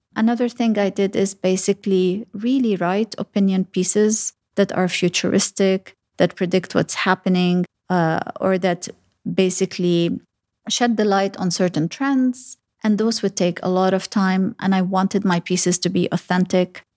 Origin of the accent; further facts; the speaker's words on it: Sharjah, United Arab Emirates; also born or lived in Lebanon / Dubai / Abu Dhabi; having gro-, grown up in Sharjah, I feel that I pretty much know the U A E from the back of my hands.